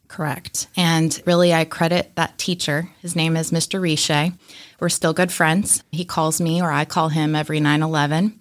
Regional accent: Atlanta, Georgia, United States; growing up in Atlanta

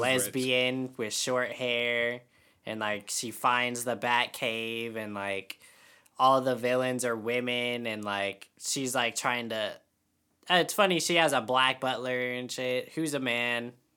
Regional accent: Kingman, Arizona, United States; That was my hometown

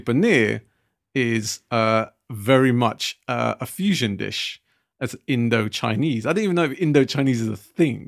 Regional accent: United Kingdom; us being British Asian

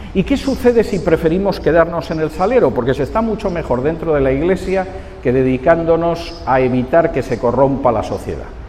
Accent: Spain; moved away; mi país de origen, en España

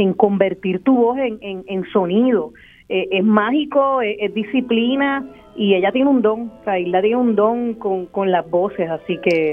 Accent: Puerto Rico

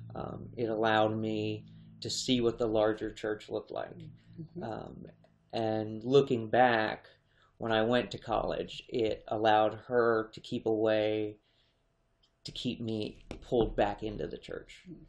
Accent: Harrisburg, Pennsylvania, United States; I was born in Harrisburg

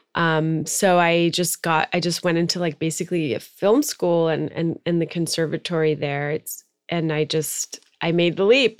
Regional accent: Maryland, United States; moved away as an adult; also born or lived in Tehran, Iran / New York; now in Los Angeles, United States; i was actually born in iran mm-hmm. i'm iranian american um, and then my family immigrated to the suburbs of Washington, D.C. when I was five. So I grew up in Maryland

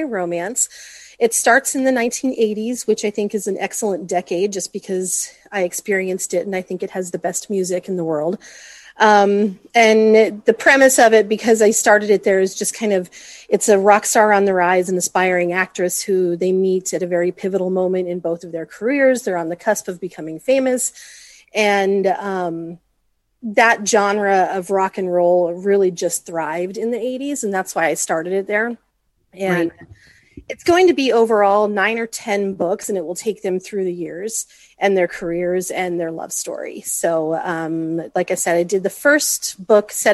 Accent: Colorado, United States; moved away as an adult; also born or lived in California; now in Henderson, United States; I'm from Colorado, and I lived there for almost all of my life

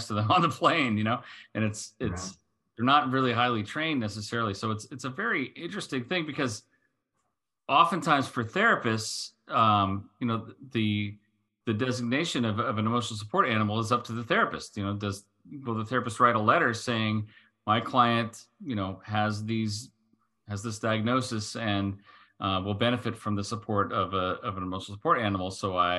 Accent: United States; as the American here

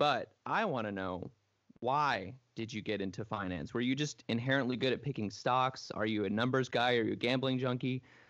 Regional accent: Texas, United States; we Texans tend to brag about how nice we are

